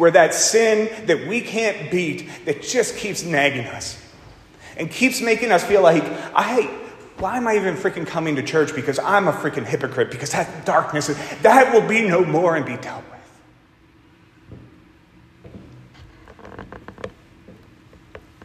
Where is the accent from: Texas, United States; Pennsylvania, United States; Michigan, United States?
Pennsylvania, United States; Pittsburgh; moved away as an adult; also born or lived in Northern Virginia; I was from Pittsburgh